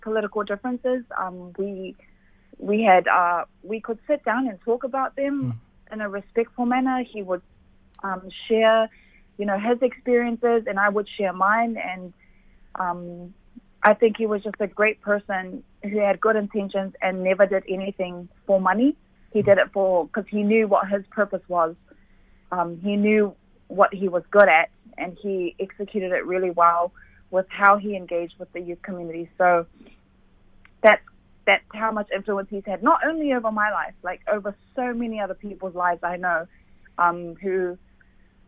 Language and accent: English; Auckland, New Zealand; I was born and raised in Mangere